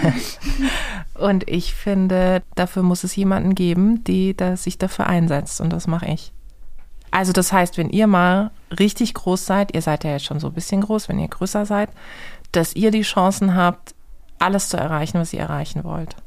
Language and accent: German; Karlsruhe, Baden-Württemberg, Germany; meine Mutter ist äh, die Person, die jeden in meiner Heimatstadt in Karlsruhe kennt